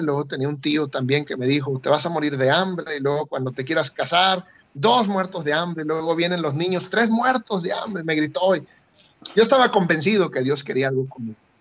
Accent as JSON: {"language": "Spanish", "town": "Tapachula", "region": "Chiapas", "country": "Mexico", "tie": "born or raised there", "moved": "as an adult", "lives_now": "Ecuador", "said": "yo soy de, de México, soy chiapaneco, yo nací en Tapachula, Chiapas, un lugar de, en la frontera, a 20 minutos de la frontera con Guatemala. Crecí ahí."}